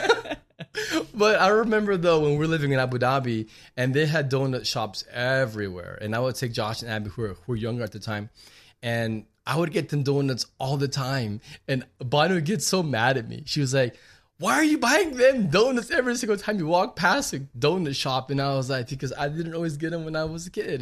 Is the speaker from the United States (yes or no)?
yes; Laredo, Texas, United States; growing up in Laredo